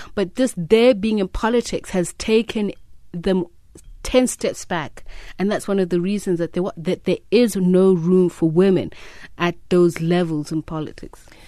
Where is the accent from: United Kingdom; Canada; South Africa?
South Africa; as a South African woman